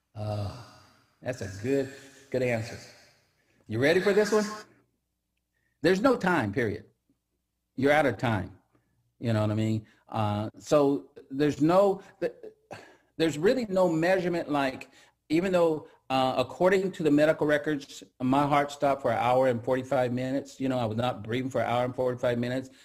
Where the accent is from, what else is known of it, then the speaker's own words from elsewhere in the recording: Central Valley, California, United States; moved away; also born or lived in Seattle; I grew up in the Central Valley